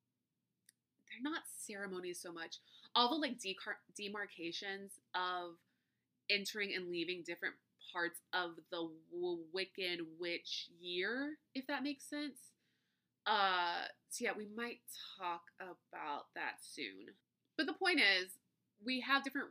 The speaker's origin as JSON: {"language": "English", "region": "Louisiana", "country": "United States", "tie": "born or raised there", "said": "I'm from Louisiana"}